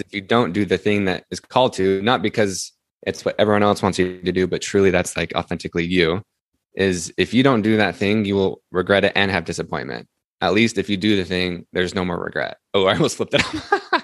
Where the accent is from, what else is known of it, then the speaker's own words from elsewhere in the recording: Salt Lake City, Utah, United States; I grew up, I'm from Salt Lake City